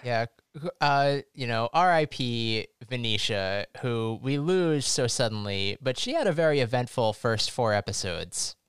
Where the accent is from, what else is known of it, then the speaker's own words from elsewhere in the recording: United States; As an American